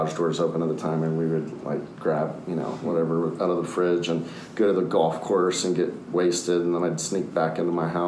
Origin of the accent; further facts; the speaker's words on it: Austin, Texas, United States; also born or lived in Minneapolis, Minnesota; we came to Austin in 1975. And so I grew up here, spent almost my entire life here